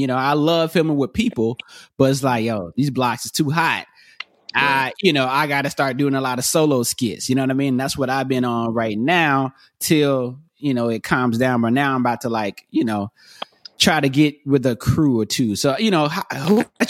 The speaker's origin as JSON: {"language": "English", "region": "North Carolina", "country": "United States", "also_born_or_lived": "Atlanta", "moved": "yes", "lives_now": "Los Angeles, United States", "said": "I'm originally from North Carolina, but I've been in LA for this past, now this year it'll be 10 years"}